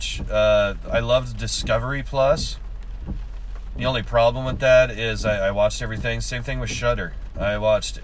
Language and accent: English; Washington, United States; moved away; I grew up in Washington. I learned to drive in Washington